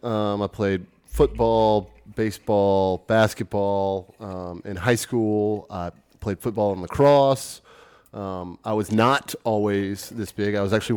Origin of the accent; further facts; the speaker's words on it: Memphis, Tennessee, United States; also born or lived in Baton Rouge, Louisiana; now in Austin, United States; I moved from Baton Rouge, Louisiana, but I'm originally from Memphis, Tennessee.